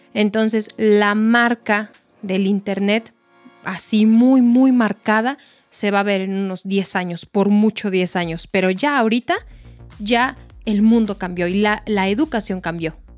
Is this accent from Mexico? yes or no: yes; Mexico